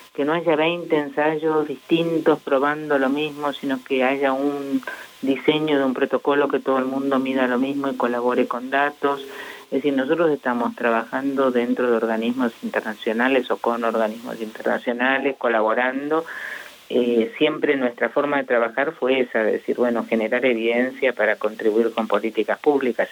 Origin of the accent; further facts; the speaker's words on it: Argentina; los argentinos somos poco disciplinados